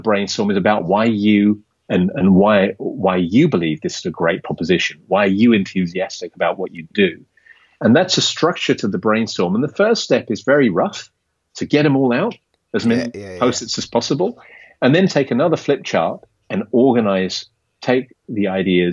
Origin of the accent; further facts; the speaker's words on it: Kent and Surrey, South East England, United Kingdom; moved away as an adult; now in Amsterdam, Netherlands; From the south, from Kent and Surrey.